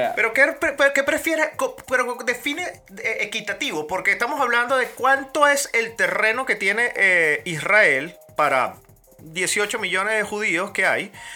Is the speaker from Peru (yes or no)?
no; Venezuela; moved away; 5 millones los que nos fuimos venezolanos por los chavistas